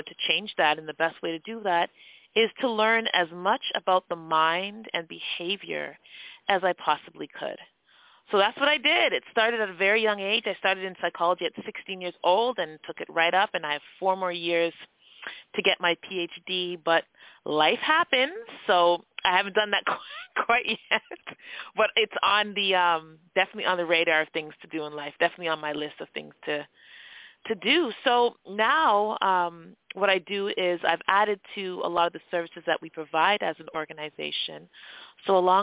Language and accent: English; Toronto, Ontario, Canada; accent: Canadian; I was born in Scarborough, Ontario. So Scarborough is it's a borough in Toronto, which is now its own city. Born and raised, cultural background is Jamaican.